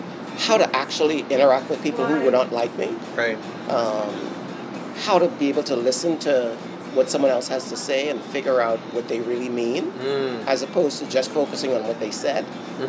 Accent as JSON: {"language": "English", "country": "Bahamas", "tie": "born or raised there", "said": "Because I grew up in the British system. {S1} Okay. {S2} Right? Having grown up here in the Bahamas."}